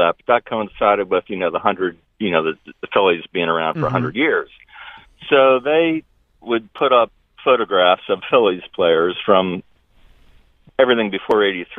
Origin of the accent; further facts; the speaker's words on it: Harrisburg, Pennsylvania, United States; I'm from the Harrisburg area. I lived here my whole life.